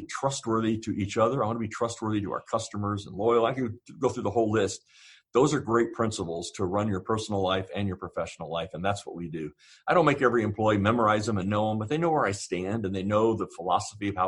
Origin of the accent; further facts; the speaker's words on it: Southern Ohio, United States; I grew up actually in Southern Ohio